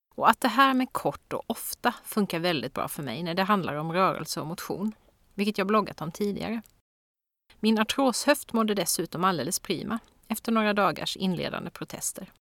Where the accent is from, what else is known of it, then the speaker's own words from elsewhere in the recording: Växjö, Kronoberg County, Sweden; min hemstad Växjös